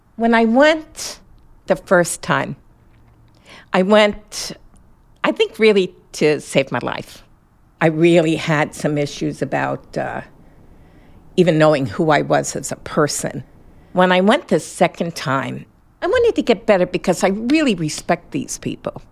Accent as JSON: {"language": "English", "town": "New York City", "region": "New York", "country": "United States", "tie": "born or raised there", "said": "I was born in Brooklyn"}